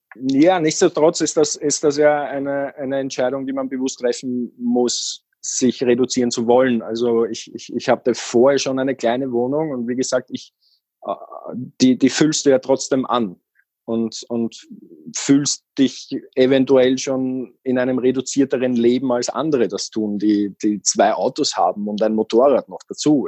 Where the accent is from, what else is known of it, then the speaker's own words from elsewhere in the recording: Austria; moved away as an adult; also born or lived in Vienna; Ich bin aus Österreich